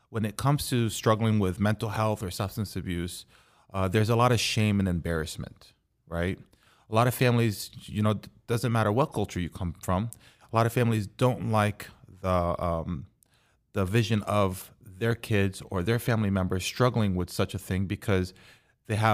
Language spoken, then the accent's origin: English; Texas, United States; Correct in but, Texas.